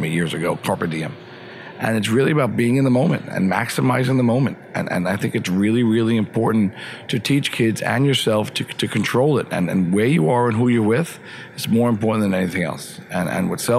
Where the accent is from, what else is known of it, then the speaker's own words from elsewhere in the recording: Suffern, New York, United States; I'm from Rockland County, Pomona, Suffern